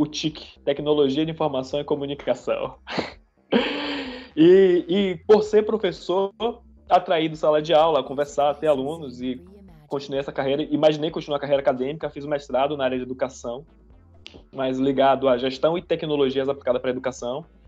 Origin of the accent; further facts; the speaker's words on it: Salvador, Bahia, Brazil; moved away as an adult; now in Canada; sou de Salvador, para começar, sou de Salvador, Bahia. E tem um ano que eu tô morando aqui no Canadá